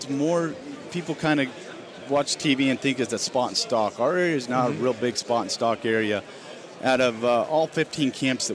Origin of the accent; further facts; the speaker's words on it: Colorado, United States; I was born and raised in Colorado